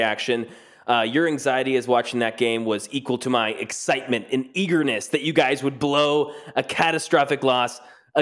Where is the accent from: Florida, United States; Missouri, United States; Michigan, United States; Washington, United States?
Missouri, United States; Kansas City; now in Nashville, United States; born and raised in Kansas City, huge Chiefs fan, now living in Nashville